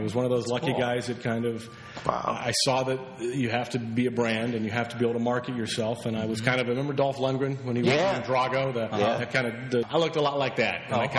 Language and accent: English; Minneapolis, Minnesota, United States; moved away as an adult; now in Los Angeles, United States; Growing up in Minneapolis, a very literary family, parents, both school teachers